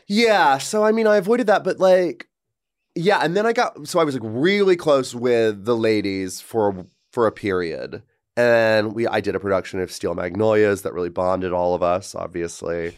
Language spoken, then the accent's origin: English; Georgia, United States; moved away as an adult; my hometown is where Marjorie Taylor Greene lives